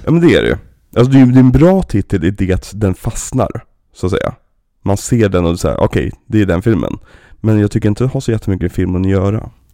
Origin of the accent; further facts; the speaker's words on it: Sweden; vi svenskar